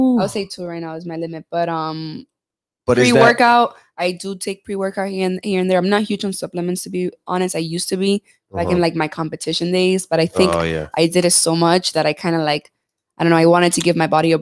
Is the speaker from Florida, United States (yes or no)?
yes; Hialeah, Florida, United States; I was raised in Hialeah